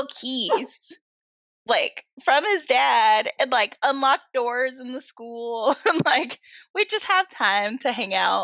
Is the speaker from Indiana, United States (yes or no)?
no; Atlanta, Georgia, United States; also born or lived in Stone Mountain, Georgia; So I'm an Atlanta native. I was born and raised in Atlanta.